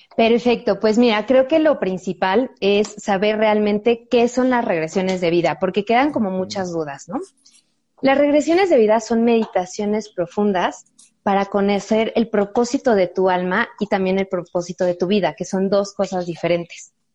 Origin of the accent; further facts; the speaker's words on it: Mexico; nuestros antepasados como mexicanos